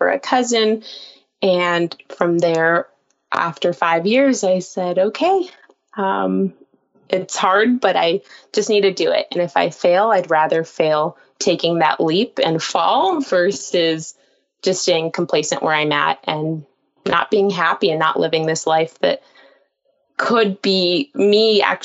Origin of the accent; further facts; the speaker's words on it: Palm Springs, California, United States; I was reporting in my hometown and anchoring there